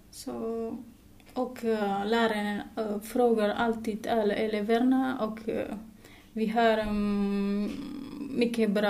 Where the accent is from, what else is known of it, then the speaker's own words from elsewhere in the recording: Indonesia; Swedish is a second language; moved away as an adult; now in Sweden; är 26 år gammal och jag kommer ifrån Indonesien. Och jag har eh, bott i Sverige i nästan ett år